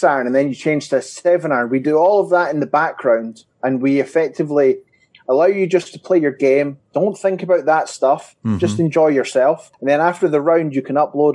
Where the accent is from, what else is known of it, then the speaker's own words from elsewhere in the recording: Scotland, United Kingdom; As your listeners will probably hear, I'm from Scotland